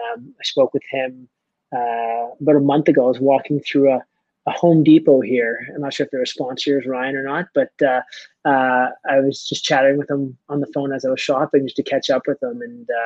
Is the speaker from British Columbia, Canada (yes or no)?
no; Mississauga, Ontario, Canada; So I grew up in Mississauga, Ontario.